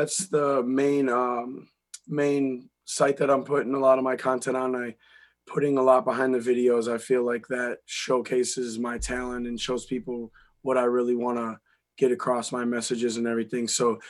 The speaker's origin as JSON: {"language": "English", "town": "Eau Claire", "region": "Wisconsin", "country": "United States", "tie": "born or raised there", "also_born_or_lived": "Appleton, Wisconsin / Georgia / Minnesota", "said": "And I was born about 3 hours from here in Wisconsin also, Appleton, Wisconsin. And I was raised in Eau Claire, Wisconsin."}